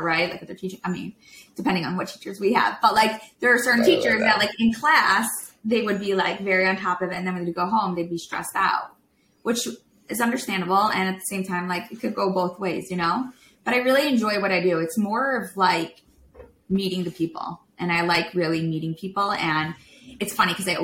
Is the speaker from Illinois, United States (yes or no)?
yes; Chicago, Illinois, United States; moved away; we're from Chicago